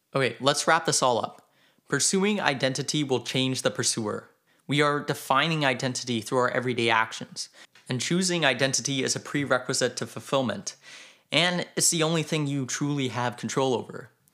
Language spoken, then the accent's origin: English; Canada; I am Canadian